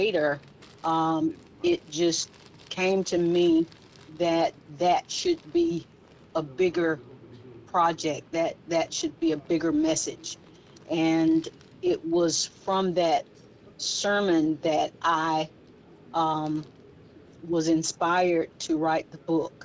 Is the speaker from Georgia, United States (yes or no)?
yes; Gray, Georgia, United States; you and I both grew up in small town America, in small town Georgia, Gray, Georgia